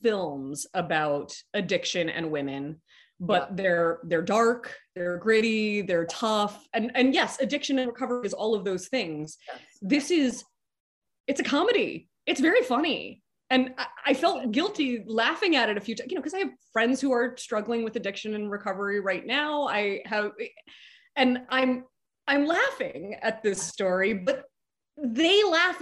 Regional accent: New York, United States; I grew up in New York.

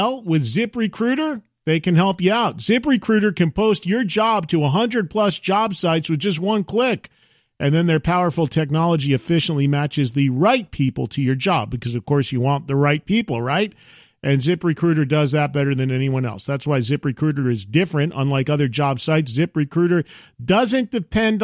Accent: New Jersey, United States; a fellow Jersey brother

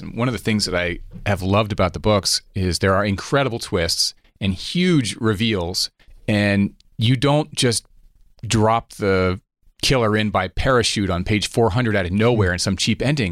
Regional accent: United States; as an American

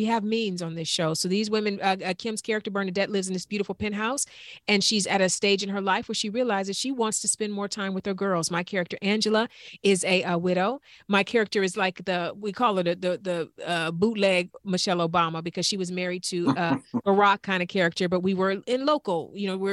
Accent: East Cleveland, Ohio, United States; from East Cleveland

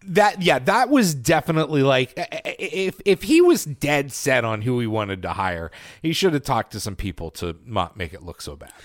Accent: Titusville, Pennsylvania, United States; born or raised there; moved away

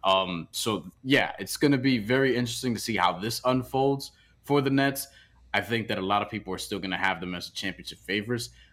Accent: New York, United States; as a New Yorker

